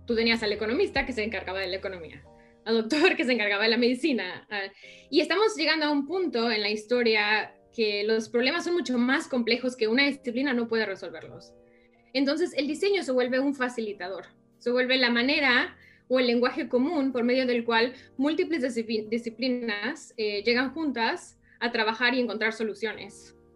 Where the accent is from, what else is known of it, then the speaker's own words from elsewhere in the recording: Mexico; moved away as an adult; also born or lived in New York, United States; now in United States; estaba yo en México estudiando diseño gráfico